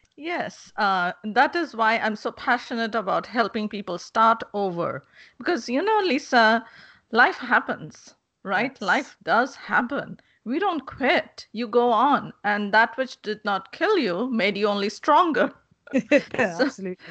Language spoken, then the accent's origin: English; India; moved away; I'm originally from India.